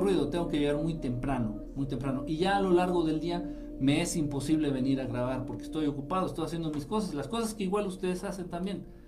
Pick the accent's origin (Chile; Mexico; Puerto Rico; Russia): Mexico; Yo nací en Zacateplan, Zacateplan, así se llama, Zacateplan de las Tunas. en un estado ya extinto que absorbió la mitad Hidalgo y la otra mitad la absorbió Querétaro.